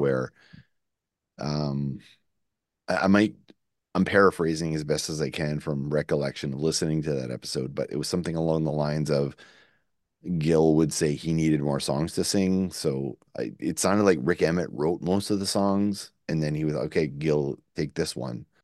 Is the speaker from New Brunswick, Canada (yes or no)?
yes; Shediac, New Brunswick, Canada; That's not where we're from. We're actually from Shityak